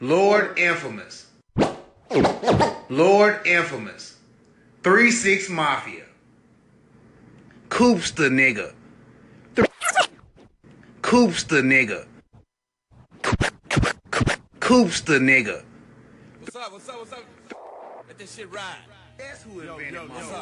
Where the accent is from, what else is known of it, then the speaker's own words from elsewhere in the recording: the South, United States; I'm from the South